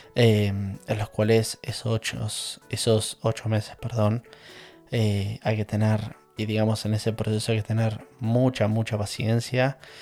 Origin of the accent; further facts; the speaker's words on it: La Plata, Buenos Aires Province, Argentina; moved away as an adult; now in England, United Kingdom; Yo soy oriundo de La Plata, más precisamente de Manuel Gonet. A ver, mm, mis últimos 20 años me, crié en Gonet, entonces por eso para mí yo soy Gonet.